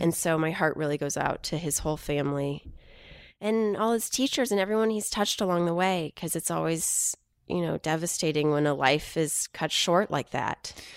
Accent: Houston, Texas, United States; growing up in Houston

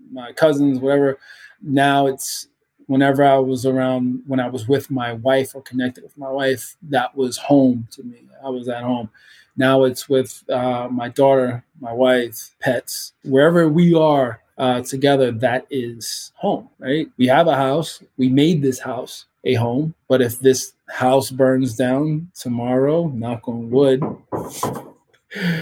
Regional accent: Baltimore, Maryland, United States; Growing up in Baltimore, in the city of Baltimore

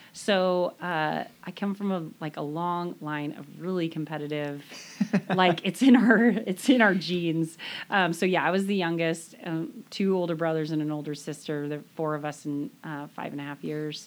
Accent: Stanwood, Washington, United States; I grew up in the Stanwood area. Um, I grew up actually on Lake Goodwin, which is a little south of here

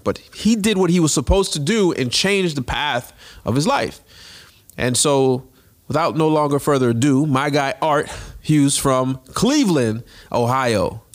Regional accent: Jamaica; I'm Jamaican.

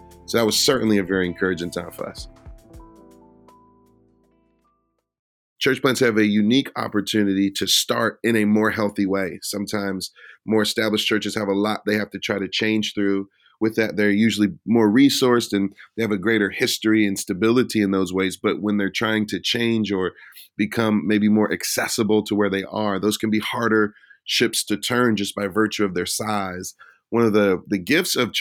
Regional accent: Detroit, Michigan, United States; also born or lived in Philadelphia; now in Minneapolis, United States; I was born in Detroit, and I was raised in inner city environments.

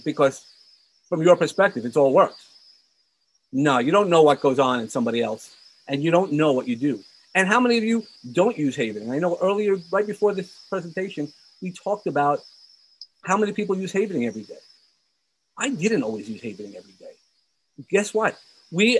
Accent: New York City, New York, United States; I grew up in Brooklyn, so I'm a New Yorker from heart

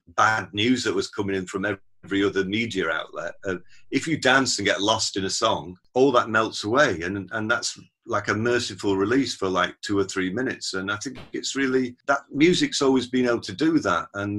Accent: Sheffield, Yorkshire and the Humber, United Kingdom; my hometown of Sheffield

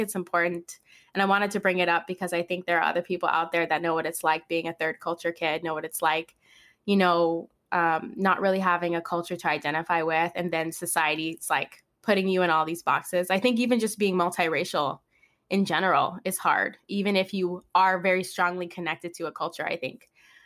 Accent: Guam; now in Orange County, United States; I live in Orange County now, but I'm actually from Guam. I was born and raised in Guam.

